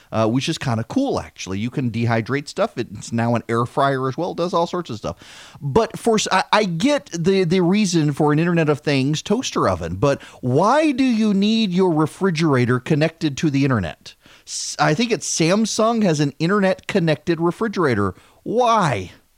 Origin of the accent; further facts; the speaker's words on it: Dubai, United Arab Emirates; Seriously, we grew up in Dubai and we would travel abroad, and my mother would keep Heinz ketchup in her purse.